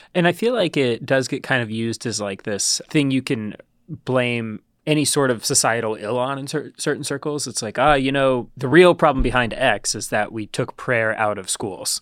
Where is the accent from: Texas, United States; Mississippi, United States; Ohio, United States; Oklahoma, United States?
Ohio, United States; growing up in Ohio.